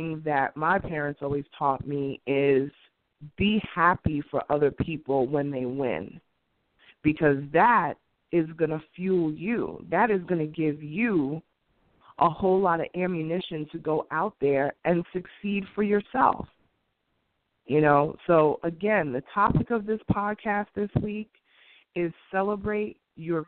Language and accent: English; New York City, New York, United States; where I grew up in Queens